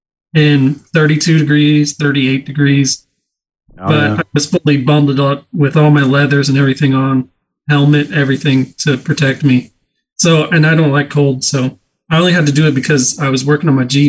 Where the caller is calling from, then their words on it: Kansas, United States; I'm in Kansas. I don't take the top off yet unless it's above 70 degrees.